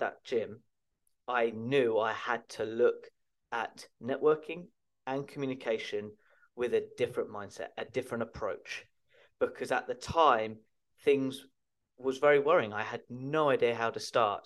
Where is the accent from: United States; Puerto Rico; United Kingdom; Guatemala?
United Kingdom; Chertsey, South East England; my local gym where I was brought up in Chertsey Addlestone in Surrey in the United Kingdom